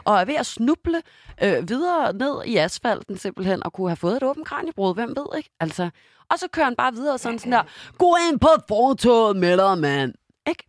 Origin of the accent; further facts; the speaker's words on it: Denmark; moved away; jeg var hjemme i Danmark med Simon